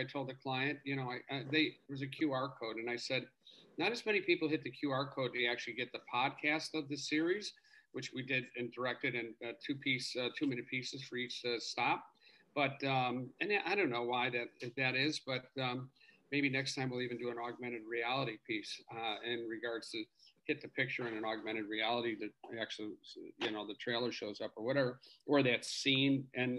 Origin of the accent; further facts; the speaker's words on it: Chicago, Illinois, United States; moved away; my hometown, Chicago